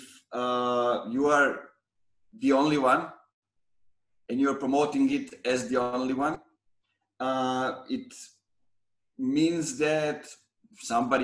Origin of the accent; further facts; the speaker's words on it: Pirot, Serbia; moved away; my hometown Pirot